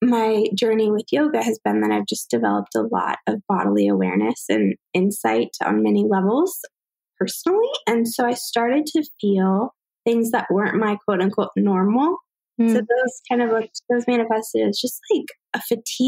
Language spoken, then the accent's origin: English; Virginia, United States; I'm from Virginia